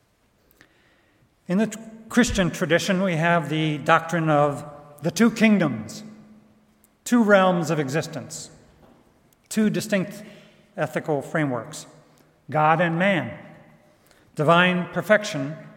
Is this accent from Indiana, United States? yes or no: yes; Goshen, Indiana, United States; moved away; here in Goshen with friends back what used to be my hometown